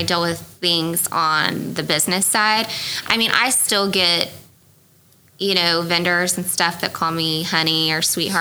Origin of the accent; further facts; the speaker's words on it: Midwest City, Oklahoma, United States; I grew up in Midwest City.